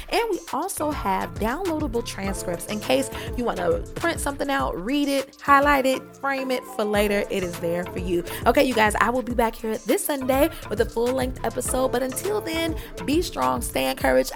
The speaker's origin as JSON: {"language": "English", "town": "Detroit", "region": "Michigan", "country": "United States", "tie": "born or raised there", "said": "I grew up in Detroit"}